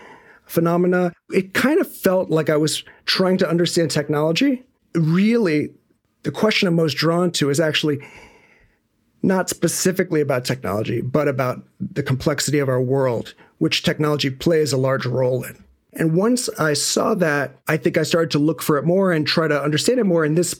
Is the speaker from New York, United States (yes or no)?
yes; New York City, New York, United States; born there; Music was first for me. I was born in New York City. I was born in 76